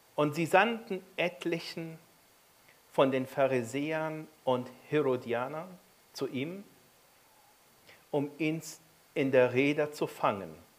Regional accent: Egypt; now in Germany; Ich bin in Ägypten aufgewachsen

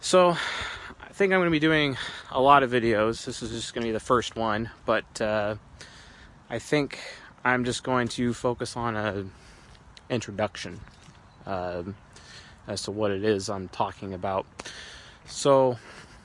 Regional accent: Seattle, Washington, United States; now in California, United States; I'm from Seattle and I'm living in California

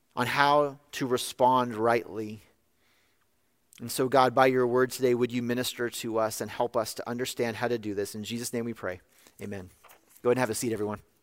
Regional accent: California, United States; in my home state of California

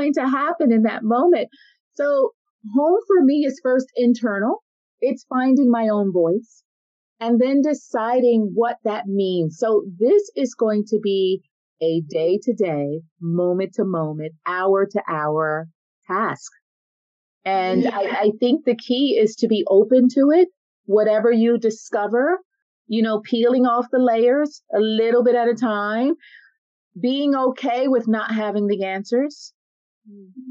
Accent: United States; moved away as an adult; now in Paris, France; I'm American

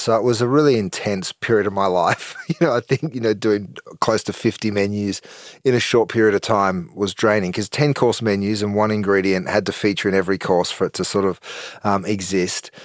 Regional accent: Australia; moved away; we're 14 hours from the West Coast in the US

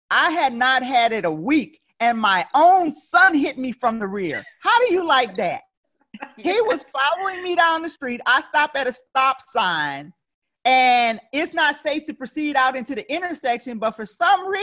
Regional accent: Opelousas, Louisiana, United States; moved away; we were heading from New Orleans to my hometown, which was Opelousas, to see my mom

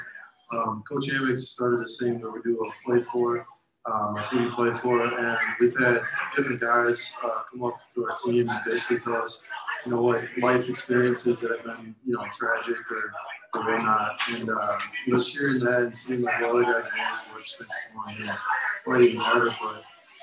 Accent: Milwaukee, Wisconsin, United States; From Milwaukee, Wisconsin.

